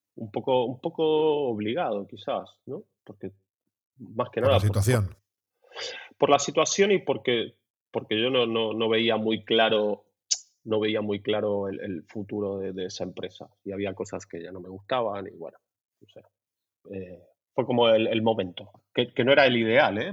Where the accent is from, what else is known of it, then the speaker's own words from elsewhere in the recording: Buenos Aires, Argentina; now in Barcelona, Spain; soy de Buenos Aires, nacido en Buenos Aires